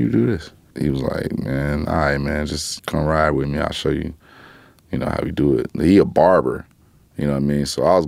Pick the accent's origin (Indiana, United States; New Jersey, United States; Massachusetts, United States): Indiana, United States; Gary; I'm from Gary